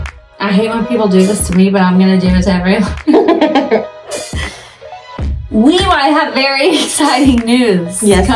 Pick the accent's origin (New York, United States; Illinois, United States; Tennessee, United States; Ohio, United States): Tennessee, United States; I think considering we're from Tennessee, I would guarantee you probably don't pronounce it that way.